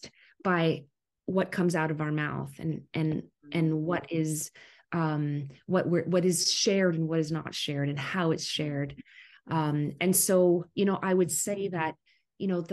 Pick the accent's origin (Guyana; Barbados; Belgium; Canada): Canada; also born or lived in Ottawa, Canada; I am a Canadian, a Canuck. in Ottawa, Canada, our capital, our country capital.